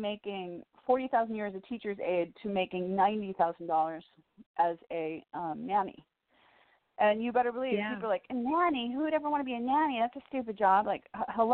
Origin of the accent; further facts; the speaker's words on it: Woodstock, Illinois, United States; now in Los Angeles, United States; I'm from Woodstock, Illinois, so 30 minutes from Lake Geneva, Wisconsin